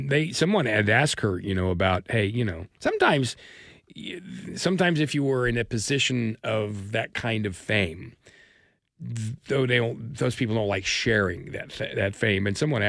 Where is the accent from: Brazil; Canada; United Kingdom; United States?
United Kingdom; England; no, I'm English.